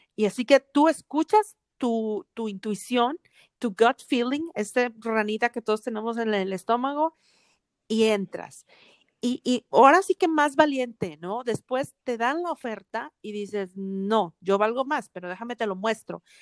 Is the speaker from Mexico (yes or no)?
yes; Monterrey, Nuevo León, Mexico; now in Atlanta, United States; crecimos en Monterrey, una ciudad muy conservadora